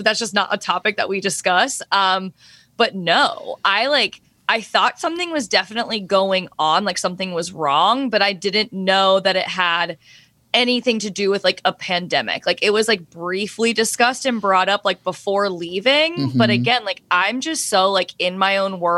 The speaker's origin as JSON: {"language": "English", "region": "the South", "country": "United States", "said": "I'm from the South"}